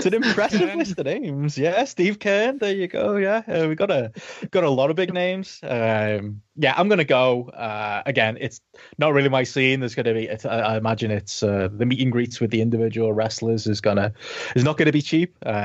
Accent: Liverpool, North West England, United Kingdom; my hometown

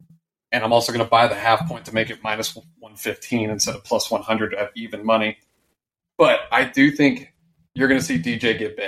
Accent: Dripping Springs, Texas, United States; Austin, Texas. I mean, I'm from Dripping Springs.

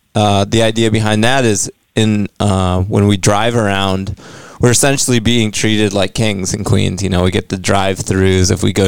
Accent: New York, United States; moved away; Oh, this is back in New York State.

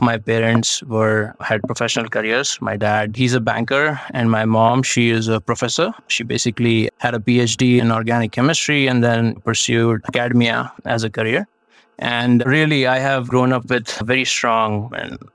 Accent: Bhopal, Madhya Pradesh, India; now in United States; I'm originally from India. I was born in the city of Bhopal

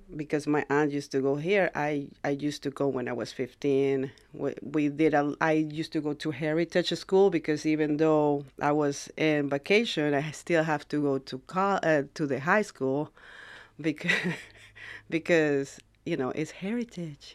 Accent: Ecuador; now in United States; I'm from Ecuador. I came to the United States, like, uh, maybe twenty, thirty years ago

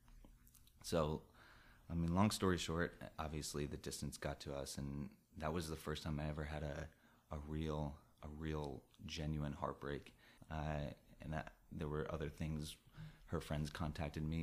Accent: New Jersey, United States; moved away as an adult; also born or lived in Florida / Colorado; now in New York City, United States; I grew up in New Jersey

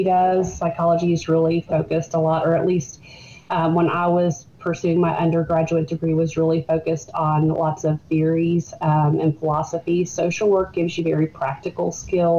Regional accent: Burlington, Kentucky, United States; moved away as an adult; now in Georgetown, United States; I am from Burlington. That's where I grew up.

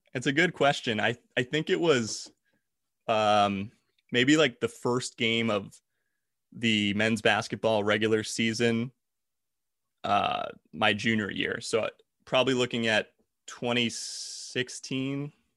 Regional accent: New Jersey, United States; moved away; I'm from South Jersey originally.

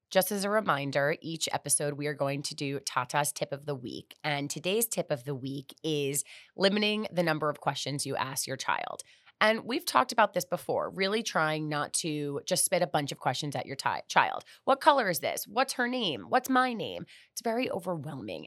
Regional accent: Miami, Florida, United States; also born or lived in Fort Lauderdale / New York; I'm born and raised in Miami. I went to high school in Fort Lauderdale

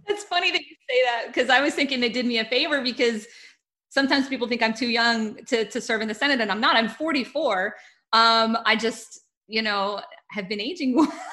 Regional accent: Texas, United States; as a Texan

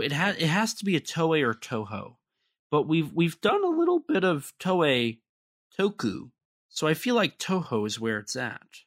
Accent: United States; I'm the American

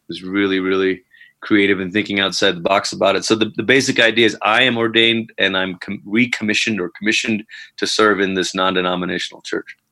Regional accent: Malaysia; moved away as an adult; now in Colorado Springs, United States; I'm originally from Malaysia. Um, immigrated over here c- twice. Once as a younger child when my family came over uh, for a few years while my parents went to Bible school. They went back. We went back to Malaysia, and then I came back out. Mm to go to college

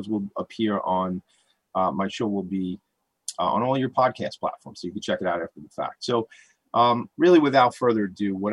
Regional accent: Franklin Square, New York, United States; I grew up in Franklin Square. I live in Glen Head now

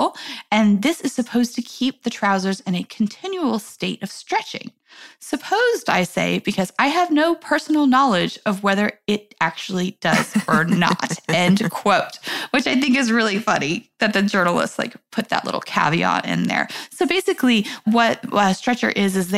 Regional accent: New York, United States; I'm a New Yorker.

